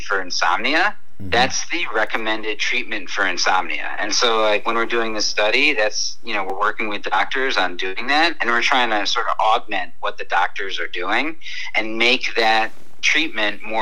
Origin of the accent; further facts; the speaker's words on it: New York City, New York, United States; I used to walk all the time as a New Yorker.